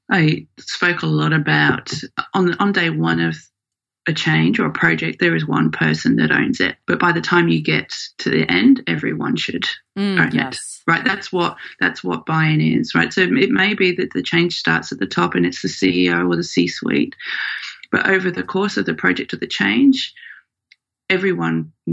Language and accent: English; Australia; also born or lived in United Kingdom; thing I always hear when I say I'm from Australia